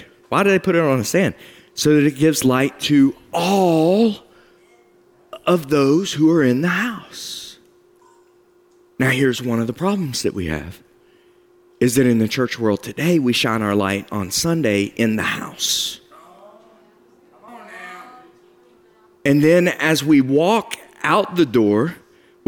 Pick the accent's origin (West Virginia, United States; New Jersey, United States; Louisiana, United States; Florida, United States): West Virginia, United States; I'm a hillbilly from West Virginia